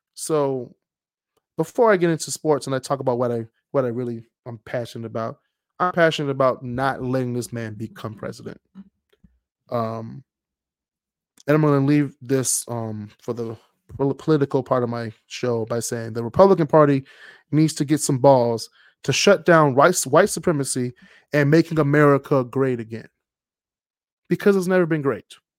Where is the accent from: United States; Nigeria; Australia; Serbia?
United States; Detroit, Michigan; I'm from Detroit